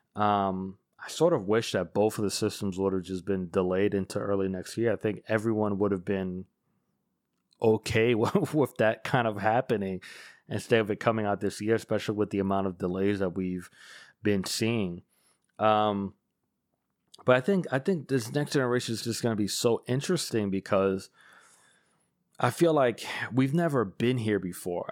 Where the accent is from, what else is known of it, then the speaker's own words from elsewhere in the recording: United States; as an American